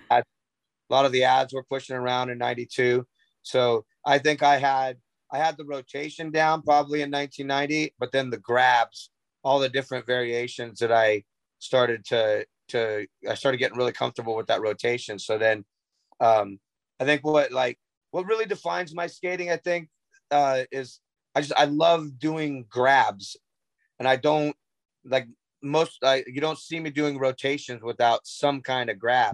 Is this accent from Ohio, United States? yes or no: no; Southern California, United States; I grew up in Southern California